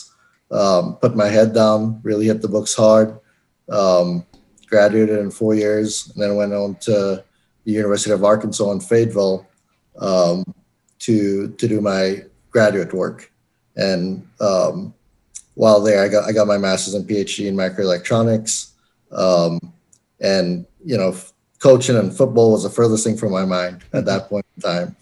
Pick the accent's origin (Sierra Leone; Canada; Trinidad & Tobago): Trinidad & Tobago; born or raised there; moved away as an adult; also born or lived in Florence, South Carolina; now in Colorado, United States